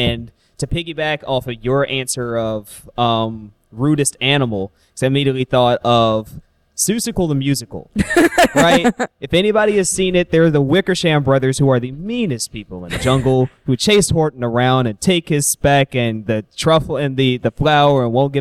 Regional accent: Illinois, United States; I'm from Illinois.

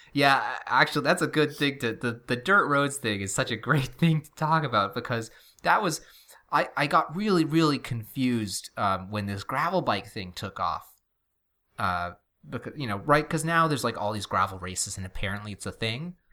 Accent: New England, United States; moved away; also born or lived in Middle Tennessee / Nashville; have mostly lived our whole lives here, and everything here is really close together, actually. And we have this weird New England parochialism

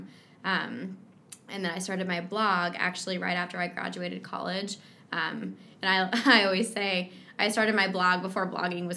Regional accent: Kansas City, United States; I was born and raised in Kansas City

